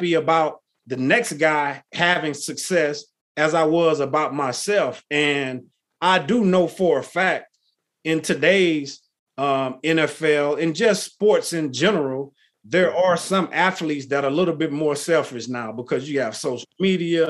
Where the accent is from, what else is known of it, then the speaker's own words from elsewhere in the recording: Texas, United States; I grew up in Texas